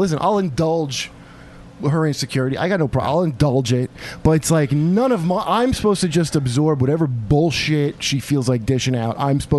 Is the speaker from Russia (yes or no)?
no; Yemen; I was raised in Yemen, so no, it's not.